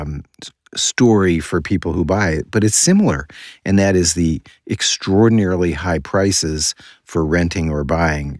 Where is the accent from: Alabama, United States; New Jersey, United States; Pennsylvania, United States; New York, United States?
New York, United States; New York City; moved away; I was born in New York City.